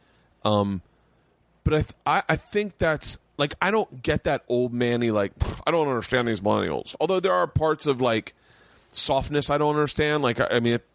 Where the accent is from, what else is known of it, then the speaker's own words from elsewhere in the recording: the South, United States; moved away; I grew up in the South.